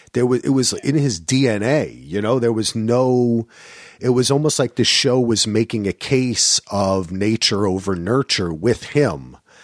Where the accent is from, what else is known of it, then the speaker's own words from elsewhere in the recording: New Jersey, United States; You know, I mean, I'm a Jersey guy. I grew up in Union County and I had my fair share, my history.